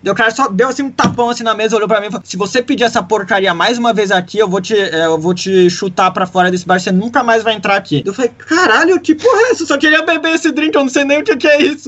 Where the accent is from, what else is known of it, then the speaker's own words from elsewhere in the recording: Brazil; moved away; a gente é brasileiro